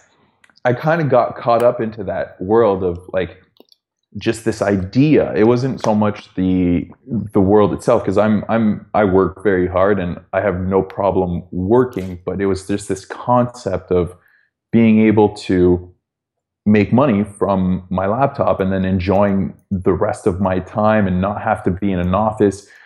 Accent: Toronto, Ontario, Canada; moved away as an adult; also born or lived in London, United Kingdom; I'm from Toronto

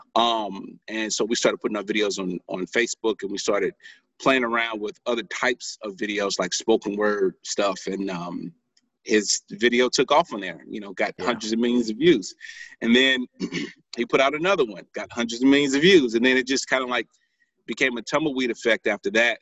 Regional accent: St. Louis, Missouri, United States; I'm from St. Louis, Missouri

